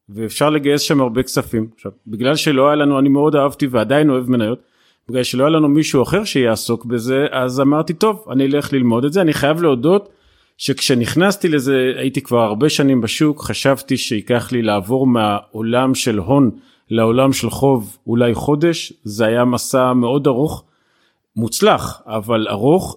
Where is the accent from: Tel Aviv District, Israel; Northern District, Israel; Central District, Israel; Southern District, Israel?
Southern District, Israel; Beersheba; אני באר שבעי, אני אוהב את באר שבע